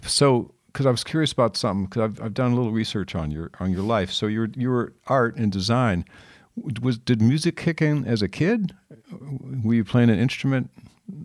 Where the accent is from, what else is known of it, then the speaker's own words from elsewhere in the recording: Chicago, Illinois, United States; I grew up in Chicago.